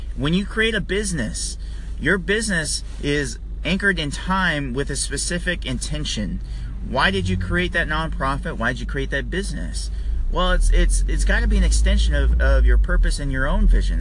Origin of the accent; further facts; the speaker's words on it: California, United States; now in Maryland, United States; I'm from California originally